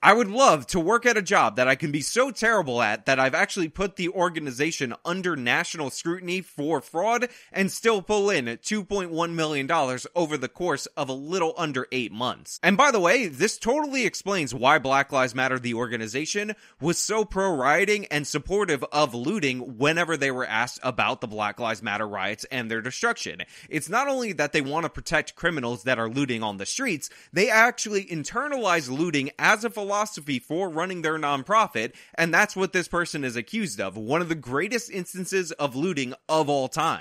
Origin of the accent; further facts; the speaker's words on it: United States; we, as the American people